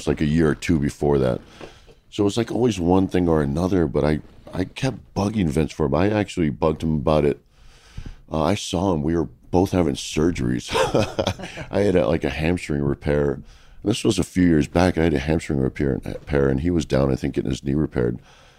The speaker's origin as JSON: {"language": "English", "town": "Washington", "region": "District of Columbia", "country": "United States", "tie": "born or raised there", "said": "It's an anniversary show in my hometown"}